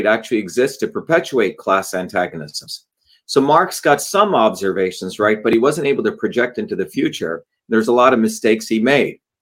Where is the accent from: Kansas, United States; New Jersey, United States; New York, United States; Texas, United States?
New Jersey, United States; I grew up in New Jersey